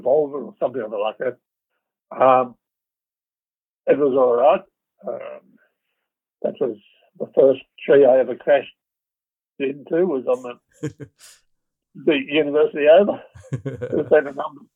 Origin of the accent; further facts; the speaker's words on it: Melbourne, Victoria, Australia; moved away as an adult; also born or lived in Canberra / Papua New Guinea; I was originally from Melbourne, but I went to Canberra after university.